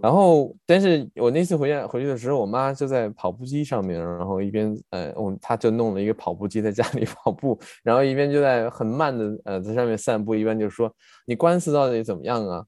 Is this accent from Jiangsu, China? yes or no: yes; on the border with Shandong, Jiangsu, China; moved away as an adult; now in Berlin, Germany; 我老家在江苏，所以跟我们呃我在江苏跟山东的交界的地方